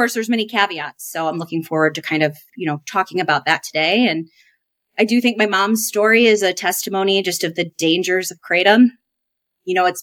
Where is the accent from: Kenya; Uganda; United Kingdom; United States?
United States; Davenport, Iowa; I was born and raised in Davenport, Iowa. I now reside close to my hometown still with my family.